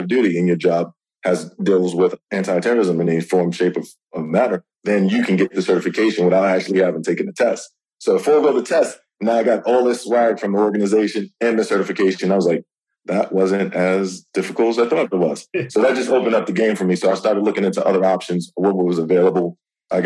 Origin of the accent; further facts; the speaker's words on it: New York City, New York, United States; I'm from New York, New York City.